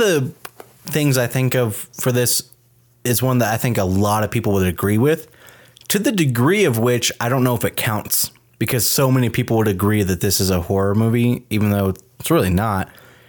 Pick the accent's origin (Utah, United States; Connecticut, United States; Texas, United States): Texas, United States; I'm from Texas.